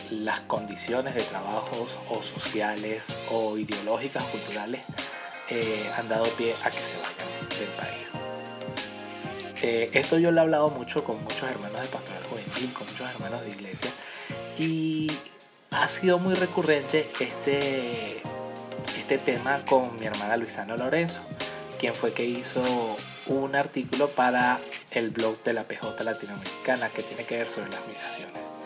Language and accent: Spanish; Venezuela; yo soy de Venezuela